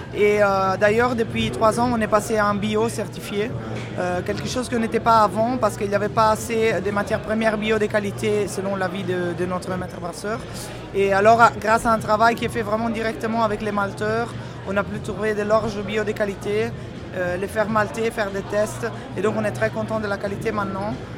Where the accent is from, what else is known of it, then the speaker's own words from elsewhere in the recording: Italy; also born or lived in Belgium; now in Brussels, Belgium; je suis belge d'adoption italienne d'origine